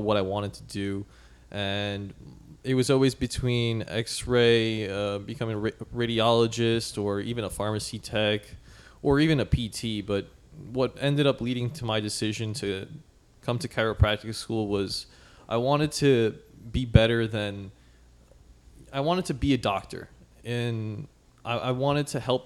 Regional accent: New York, United States; I was born in New York.

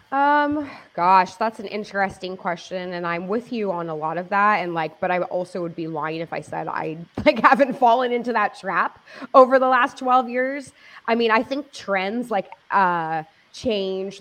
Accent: Los Angeles, California, United States; I grew up in Los Angeles

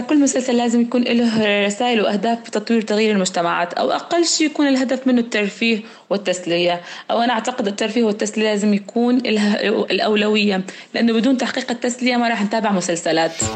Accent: Deir ez-Zor Governorate, Syria

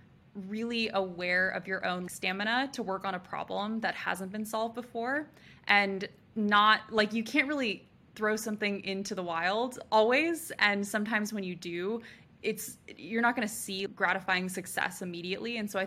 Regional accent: California, United States; Truly what happened was I grew up around the Bay Area.

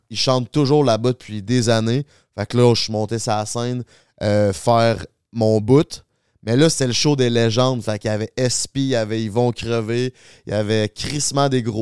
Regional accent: Charny, Quebec, Canada; Charny, qui est ma ville d'où je viens

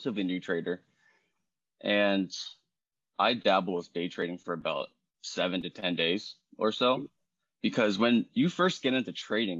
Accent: Baltimore, Maryland, United States; moved away as an adult; now in Hawaii, United States; I'm not native Hawaiian. I'm not from here. I'm from Baltimore

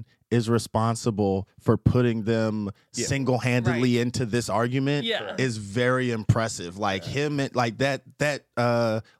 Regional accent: Philadelphia, Pennsylvania, United States; I came from Philly

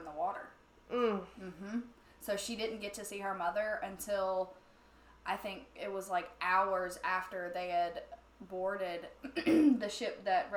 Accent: Alabama, United States; I'm from Alabama

